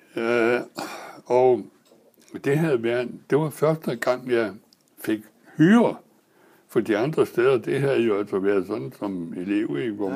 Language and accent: Danish; Næstved, Zealand, Denmark; jeg er født i Næstved i 1919